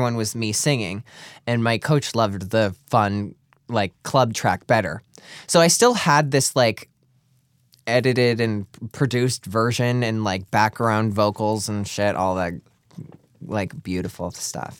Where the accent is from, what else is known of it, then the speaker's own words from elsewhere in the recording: Clarks Summit, Pennsylvania, United States; Clark Summit, Pennsylvania